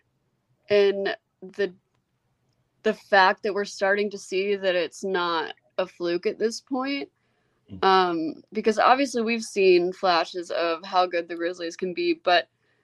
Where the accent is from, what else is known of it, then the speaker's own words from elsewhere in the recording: Memphis, Tennessee, United States; I wouldn't have wanted to be raised anywhere else. I think being raised here really helped like shape who I am